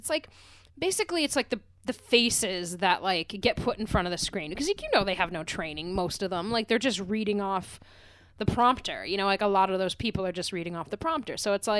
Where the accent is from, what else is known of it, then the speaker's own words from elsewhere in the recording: Pennsylvania, United States; now in New York, United States; I grew up in Pennsylvania.